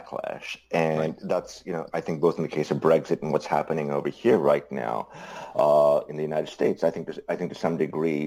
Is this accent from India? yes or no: yes; India; moved away; I grew up in Indira Gandhi's India